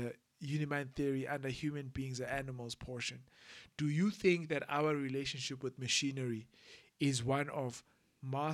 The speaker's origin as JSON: {"language": "English", "region": "Eastern Cape", "country": "South Africa", "tie": "born or raised there", "moved": "yes", "said": "I was born in the Eastern Cape and comfortably living"}